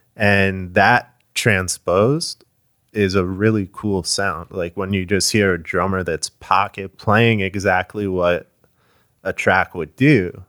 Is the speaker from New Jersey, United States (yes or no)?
yes; Short Hills, New Jersey, United States; moved away as an adult; now in Florida, United States; I'm from Short Hills